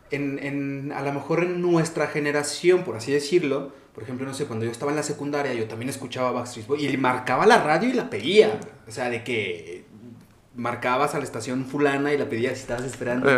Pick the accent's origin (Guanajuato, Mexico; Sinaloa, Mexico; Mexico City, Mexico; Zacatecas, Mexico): Zacatecas, Mexico; moved away; also born or lived in Barcelona, Spain; yo salí de Zacatecas. Yo viví cuatro años y pico en España